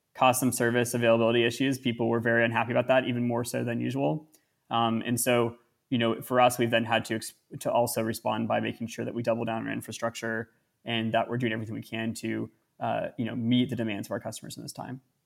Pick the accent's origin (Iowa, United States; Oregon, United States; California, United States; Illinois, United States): California, United States; Northern; I grew up in Northern California in one country